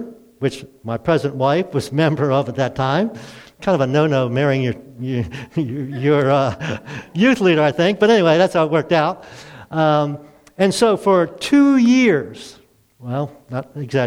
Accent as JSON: {"language": "English", "town": "Baltimore", "region": "Maryland", "country": "United States", "moved": "as an adult", "said": "I'm from Baltimore"}